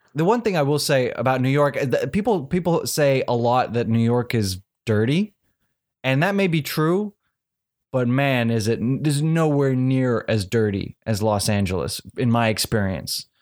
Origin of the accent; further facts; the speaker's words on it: South Africa; I'm from South Africa